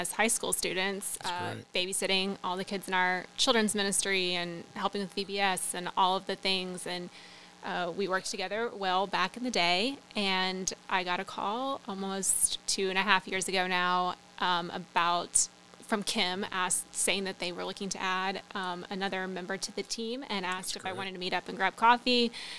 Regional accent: Marion, Illinois, United States; I'm from Marion, born and raised.

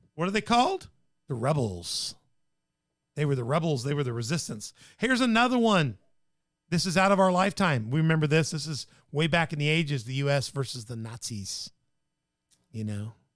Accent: Tennessee, United States; my home state

